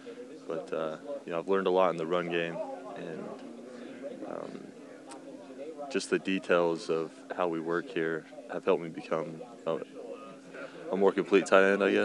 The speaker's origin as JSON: {"language": "English", "region": "Idaho", "country": "United States", "tie": "born or raised there", "said": "Idaho. So we didn't get to play year-round or anything, but it was just something I loved."}